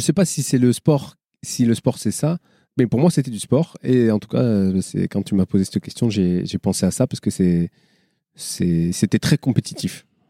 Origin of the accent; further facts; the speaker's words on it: Marseille, Provence-Alpes-Côte d'Azur, France; Je viens des quartiers nord de Marseille, mais je viens pas du ruisseau.